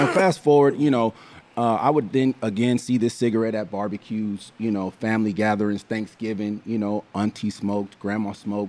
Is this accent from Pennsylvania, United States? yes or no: no; Los Angeles, California, United States; I was born and raised in South Central Los Angeles. So right off of 94th and Hoover is where I was born. I was actually raised in a suburb called Rolling Heights.